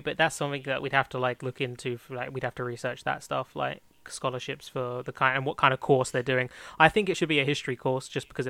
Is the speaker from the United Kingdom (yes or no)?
yes; Kent, South East England, United Kingdom; accent: Queen's English; me, being from Kent, I speak the Queen's English.